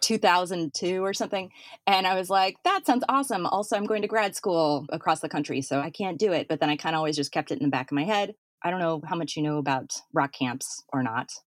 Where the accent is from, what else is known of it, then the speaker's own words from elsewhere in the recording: Fargo, North Dakota, United States; moved away; I'm from Fargo, North Dakota